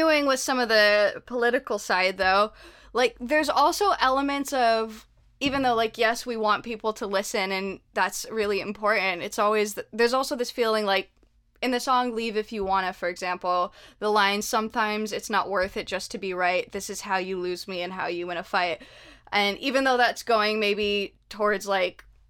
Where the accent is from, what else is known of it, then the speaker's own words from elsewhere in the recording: Canada; also born or lived in United Kingdom; now in United States; I'm Canadian, but I've lived in the States, in Canada, and in the UK.